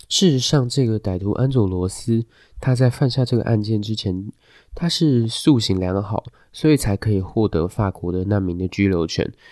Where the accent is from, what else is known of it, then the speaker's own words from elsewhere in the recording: Taiwan; 我们台湾人